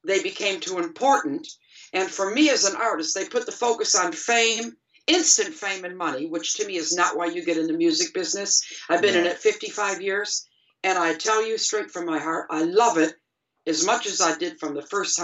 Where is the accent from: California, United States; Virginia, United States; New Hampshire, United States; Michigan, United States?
Michigan, United States; Detroit; moved away as an adult; also born or lived in England; we're all from Detroit